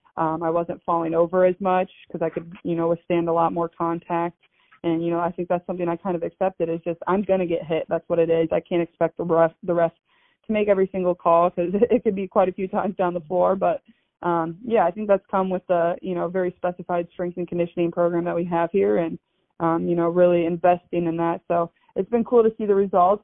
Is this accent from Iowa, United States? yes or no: yes; Des Moines, Iowa, United States; I grew up in Des Moines